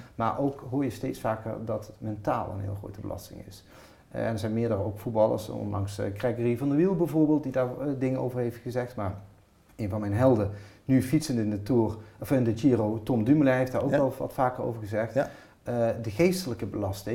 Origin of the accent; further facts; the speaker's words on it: Maastricht, Limburg, Netherlands; ik kom uit de andere kant van het land, ik kom uit Maastricht